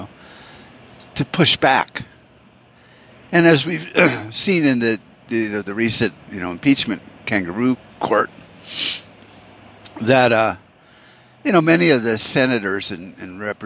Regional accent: Tempe, Arizona, United States; my hometown, you know, of Tempe

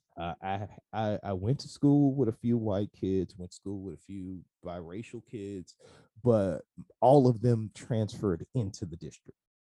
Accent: Hollandale, Mississippi, United States; all the good stuff in me started here

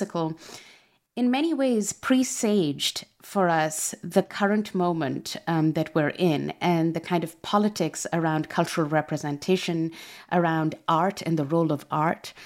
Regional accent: Pakistan; moved away; I'm originally from Pakistan, and I first encountered your book while I was still there.

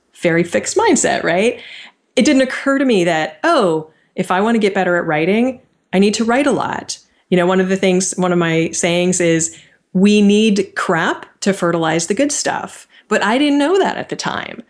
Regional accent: near Stanford University, California, United States; I grew up right near Stanford University.

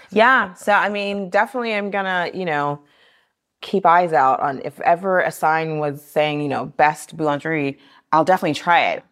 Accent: Austin, Texas, United States; now in Paris, France; I grew up in Austin, Texas.

